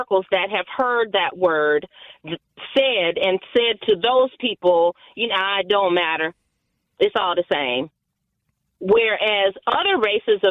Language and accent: English; United States; I was born here in America